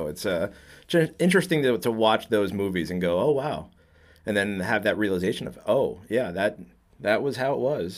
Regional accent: New Jersey, United States; also born or lived in Batavia, Illinois; now in Illinois, United States; I'm originally from Jersey

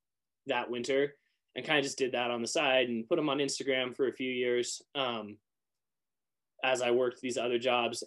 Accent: Moscow, Idaho, United States; I grew up in Northern Idaho in Moscow.

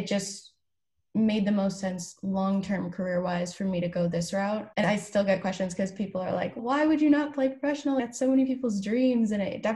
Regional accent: Ottawa, high school near Toronto, Ontario, Canada; moved away as an adult; I am actually originally from Canada. I was born in Ottawa, went to high school near Toronto

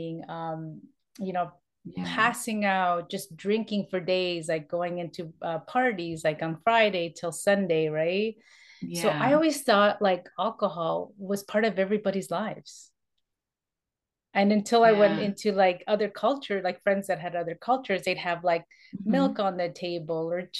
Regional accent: Toronto, Ontario, Canada; I am born and raised in Toronto, that's in Canada

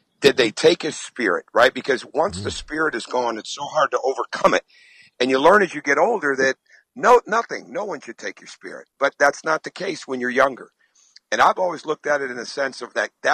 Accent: Michigan, United States; I grew up in Michigan

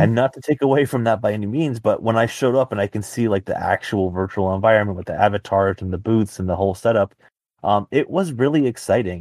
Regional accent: Dallas, Texas, United States; I'm from Dallas myself

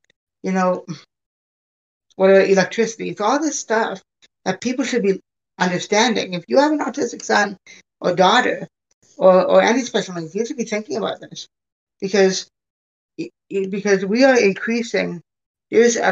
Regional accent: Hamilton, Ontario, Canada; now in United States; I was born in Canada. Born at McMaster Hospital

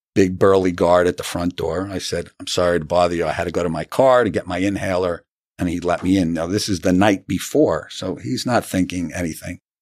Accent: New City, New York, United States; also born or lived in Syracuse, New York / Long Island, New York; I am from Rockland County, New City, New York

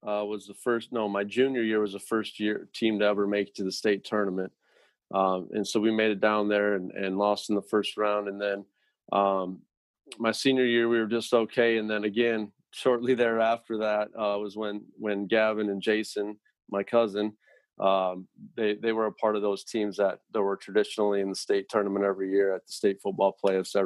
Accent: Fredericksburg, Iowa, United States; I grew up in Fredericksburg

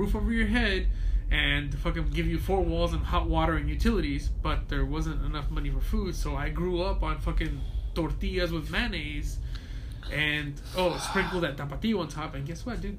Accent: Compton, California, United States; also born or lived in Sinaloa, Mexico; now in Los Angeles, United States; My mom had to move to Mexico for a little bit. I grew up in Sinaloa. Fine. We came back. Oh, hey, we grew up in Compton. We moved to Gardena. We moved to L.A. And I currently live in the South Central.

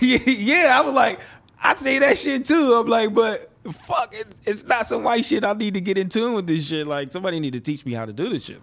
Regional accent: Los Angeles, California, United States; I come from Los Angeles, California

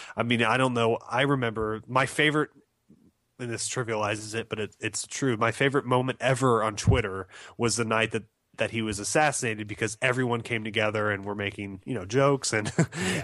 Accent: United States; as an American

